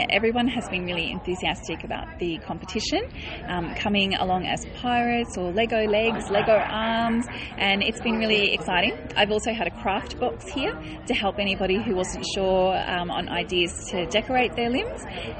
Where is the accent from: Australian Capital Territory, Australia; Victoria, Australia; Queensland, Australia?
Australian Capital Territory, Australia; Canberra; it's been terrific to have it in my hometown of Canberra.